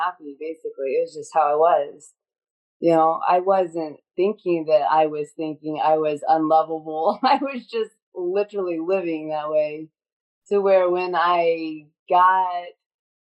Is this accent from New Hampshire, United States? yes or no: no; Northern California, United States; I grew up in California, it was like Northern California